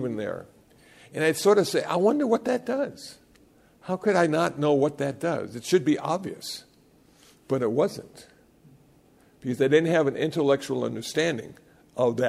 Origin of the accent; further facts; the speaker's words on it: Iowa, United States; moved away; also born or lived in Los Angeles; I was born in Iowa, and I got ordained in Los Angeles